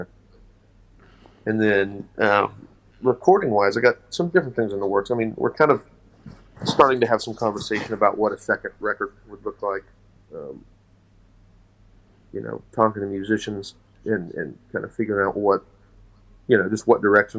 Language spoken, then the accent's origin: English; West Virginia, United States; I'm from West Virginia. I'm from Appalachia.